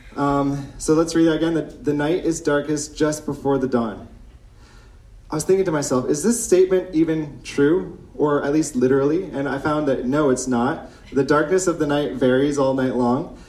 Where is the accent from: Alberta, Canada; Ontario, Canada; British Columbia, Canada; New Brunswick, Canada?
Ontario, Canada; moved away as an adult; now in Chambly, Canada; I come from Ontario. I've been in Quebec for nine years